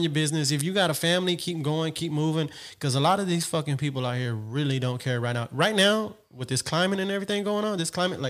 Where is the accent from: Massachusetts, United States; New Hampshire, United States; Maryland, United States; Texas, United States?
Texas, United States; born or raised there